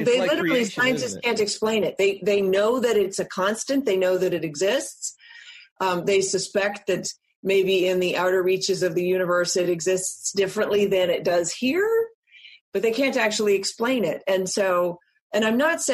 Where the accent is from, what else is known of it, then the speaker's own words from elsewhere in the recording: East Coast, United States; I was born on the West Coast. I grew up on the East Coast.